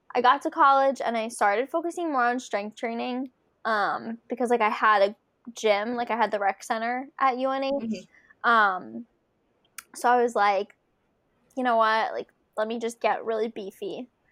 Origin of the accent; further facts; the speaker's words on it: Philadelphia, Pennsylvania, United States; now in Connecticut, United States; my hometown race, the Philadelphia Marathon